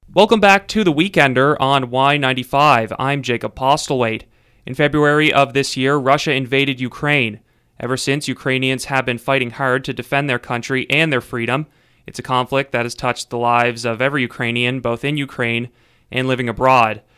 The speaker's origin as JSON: {"language": "English", "town": "Sydney", "region": "Nova Scotia", "country": "Canada", "tie": "born or raised there", "said": "in my hometown of Sydney"}